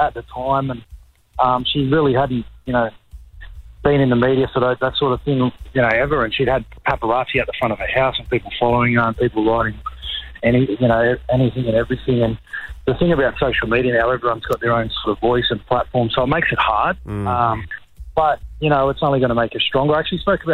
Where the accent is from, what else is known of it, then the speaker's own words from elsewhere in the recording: New South Wales, Australia; I'm from New South Wales.